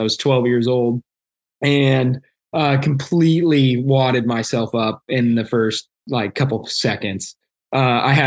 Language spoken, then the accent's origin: English; Springfield, Missouri, United States; I grew up in Springfield, Missouri. My whole family's here.